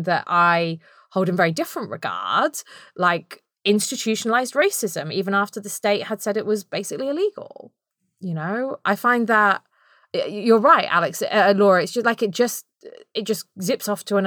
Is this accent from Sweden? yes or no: no; United Kingdom; accent: very British; my very British accent